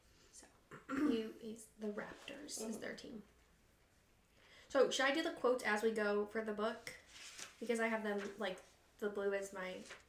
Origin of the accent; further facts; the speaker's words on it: rural Illinois, United States; we're all from Illinois, so, like, it's, like, kind of like home, but we're not from Chicago. We're from, like, rural Illinois